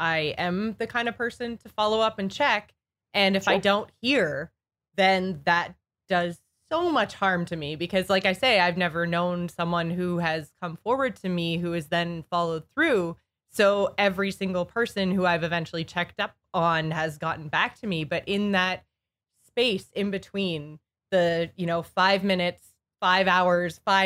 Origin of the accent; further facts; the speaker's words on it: Canada; I'm Canadian. So I'm up in Canada